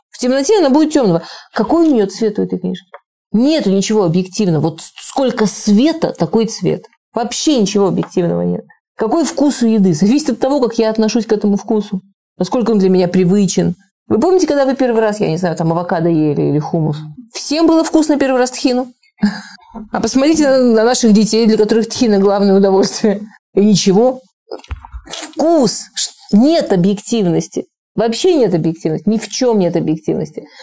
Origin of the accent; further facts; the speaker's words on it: Moscow, Russia; Я из Москвы.